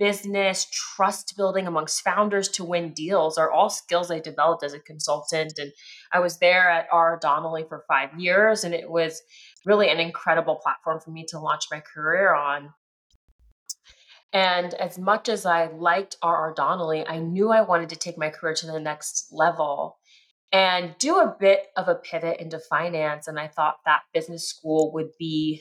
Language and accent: English; Dayton, Ohio, United States; also born or lived in Southern California; now in Cincinnati, United States; My family moved to Dayton, Ohio when I was 5 or 6 years old. And even though I grew up in the Midwest